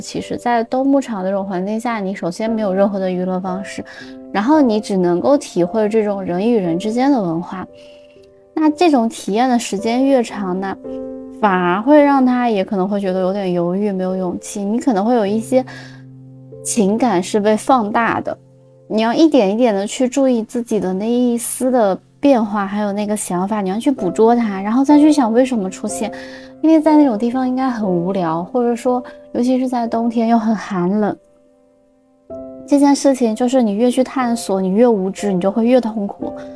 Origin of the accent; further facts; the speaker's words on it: Xinjiang, China; moved away as an adult; also born or lived in Beijing; now in Milan, Italy; 大概我有十五年是生活在新疆